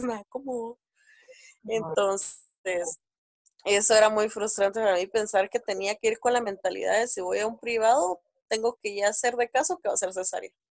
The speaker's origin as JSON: {"language": "Spanish", "town": "Guatemala City", "region": "Guatemala Department", "country": "Guatemala", "tie": "born or raised there", "said": "soy de Guatemala, tengo 26 años"}